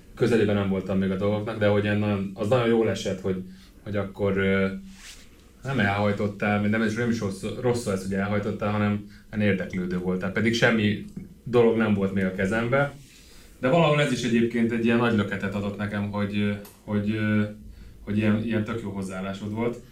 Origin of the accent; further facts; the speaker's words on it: Hungary; én itt nőttem föl